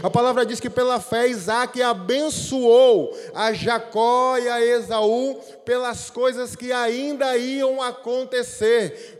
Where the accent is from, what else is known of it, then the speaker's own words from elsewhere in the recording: Aracaju, Sergipe, Brazil; moved away; Eu não sou daqui, né? Eu sou lá de Aracaju